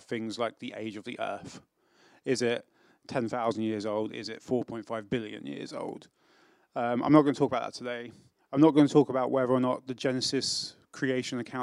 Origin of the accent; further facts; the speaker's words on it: England, United Kingdom; now in South Wales, United Kingdom; I am English